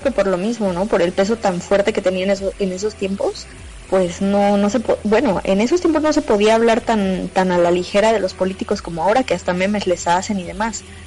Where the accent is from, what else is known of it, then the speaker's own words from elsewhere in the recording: Mexico; nuestra cultura mexicana